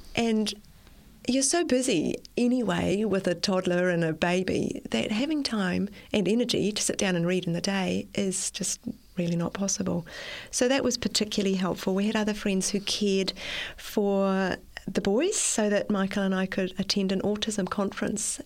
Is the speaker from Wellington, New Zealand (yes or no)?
no; Auckland, New Zealand; I was born in Auckland and I've spent most of my life in Auckland and I still live in Auckland.